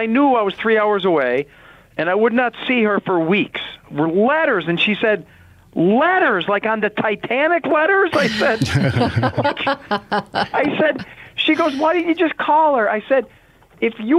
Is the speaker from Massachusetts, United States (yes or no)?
no; Carbondale, Pennsylvania, United States; I was from Carbondale